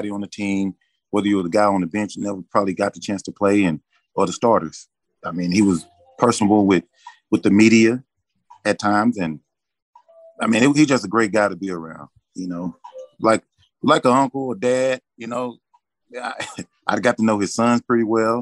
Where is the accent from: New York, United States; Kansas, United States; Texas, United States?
Texas, United States; also born or lived in Chicago; my home state